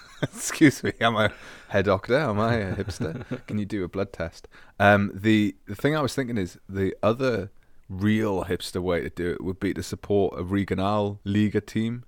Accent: Scotland, United Kingdom; moved away; also born or lived in Newcastle / Augsburg; growing up in Scotland

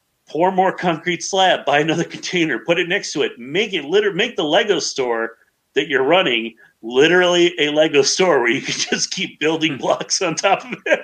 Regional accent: Chicago, Illinois, United States; I'm a city boy. I actually grew up in Chicago

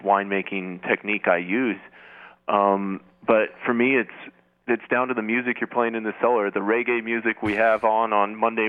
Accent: the Northwest, Pacific Northwest, United States; now in Oregon, United States; So being a Northwest boy and growing up in the Northwest

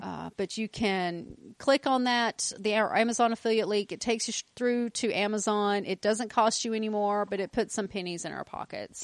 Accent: the South, United States; We are from the South

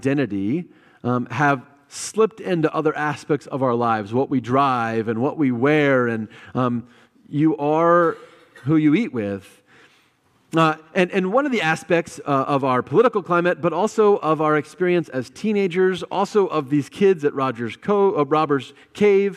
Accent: United States; I am an American, and that's a big group I'm a part

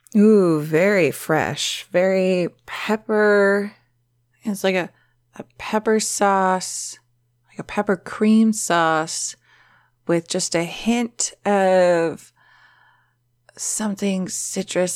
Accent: the Valley, California, United States; accent: Valley girl; It's a Valley girl thing because I'm from the Valley

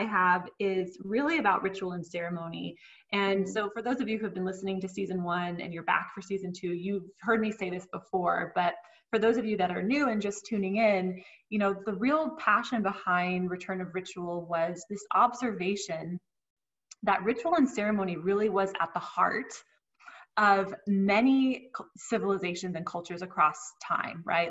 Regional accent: Southern California, United States; accent: Southern Californian; I've grown up in Southern California and look very Southern Californian. I sound very Southern Californian

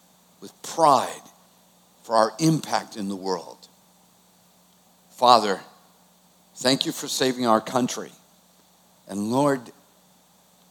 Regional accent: Boston, Massachusetts, United States; moved away; I'm from Boston.

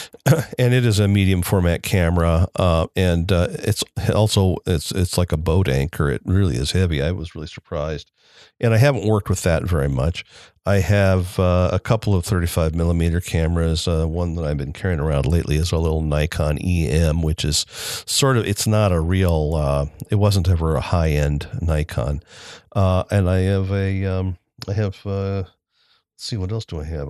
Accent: Elkhart, Indiana, United States; I grew up, I was born in Elkhart, Indiana. I still live in Elkhart, Indiana

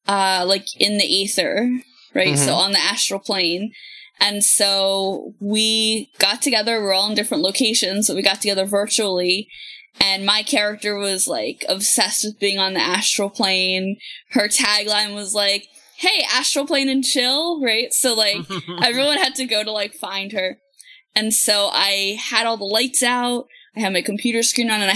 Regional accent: Philadelphia, Pennsylvania, United States; now in Virginia, United States; I'm from the Philadelphia area. And now that I live down here in Virginia

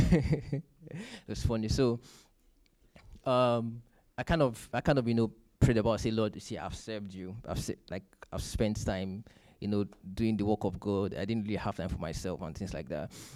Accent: Nigeria; moved away; I'm from Nigeria.

